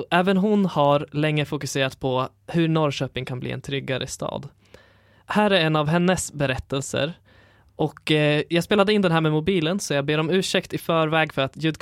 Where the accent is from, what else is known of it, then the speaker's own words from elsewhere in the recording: Syria; now in Sweden; Jag är från Syrien och eh, det, vi tänker därifrån.